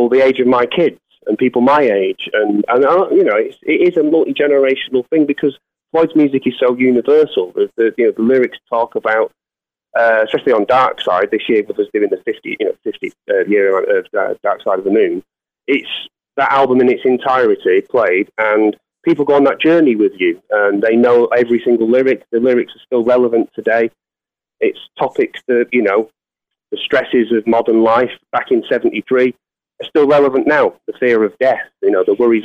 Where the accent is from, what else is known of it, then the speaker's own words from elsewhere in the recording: Manchester, North West England, United Kingdom; my hometown of Manchester in the UK